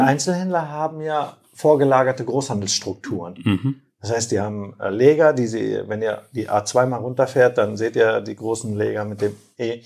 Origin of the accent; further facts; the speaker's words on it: Herford, North Rhine-Westphalia, Germany; also born or lived in Turkey; Aufgewachsen bin ich in Herford